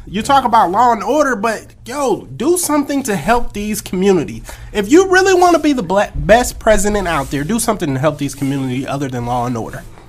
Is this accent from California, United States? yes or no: yes; California, United States; moved away as an adult; also born or lived in Akron, Ohio; now in Atlanta, United States; I grew up in Cali. I'm a Cali boy at heart.